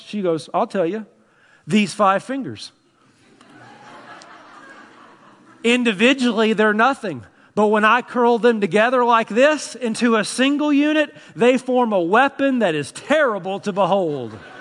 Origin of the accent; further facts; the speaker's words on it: Tennessee, United States; I'm from Tennessee.